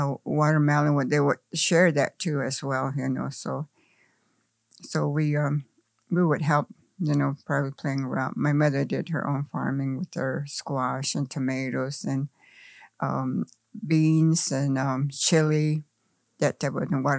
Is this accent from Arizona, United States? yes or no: yes; Arizona, United States; English is a second language; I was born here. I wasn't born in no hospital, that's for sure. I was born in Marsh, and that was the time of the cultivation for our farms